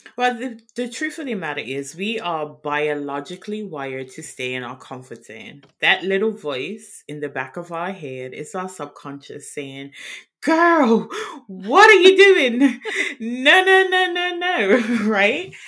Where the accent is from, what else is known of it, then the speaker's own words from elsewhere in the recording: Bermuda; now in Worcester, United Kingdom; I'm outside of London in Worcester, England, which is in the West Midlands, but I'm originally from Bermuda.